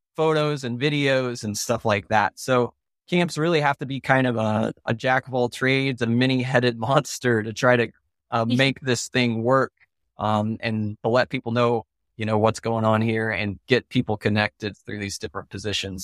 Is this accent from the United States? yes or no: yes; Oklahoma, United States; I grew up in Oklahoma, and that's where my family is